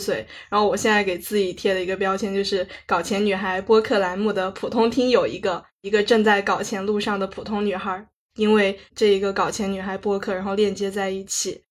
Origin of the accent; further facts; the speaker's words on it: Kunming, Yunnan, China; 我是土生土长的云南昆明人嘛，从小学到高中的话，一直就是按部就班地读书，读书，读书。高考的话就考入了云南大学